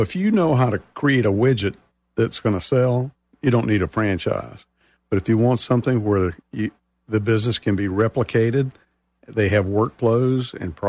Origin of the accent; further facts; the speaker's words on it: Newnan, Georgia, United States; I was born in Noonan, Georgia.